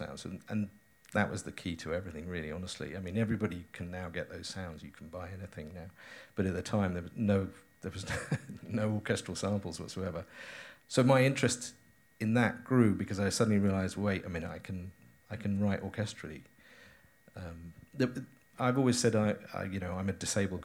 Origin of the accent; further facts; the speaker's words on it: United Kingdom; moved away as an adult; now in Los Angeles, United States; I am still British